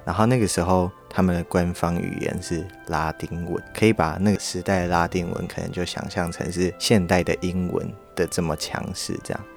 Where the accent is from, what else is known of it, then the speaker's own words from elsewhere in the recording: Taiwan; 我们台湾人